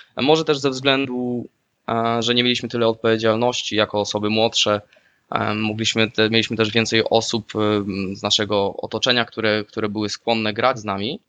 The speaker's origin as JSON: {"language": "Polish", "town": "Słupsk", "region": "Pomeranian Voivodeship", "country": "Poland", "moved": "as an adult", "lives_now": "Netherlands", "said": "też pochodzę ze Słupska w Holandii mieszkam od dobrych pięciu lat"}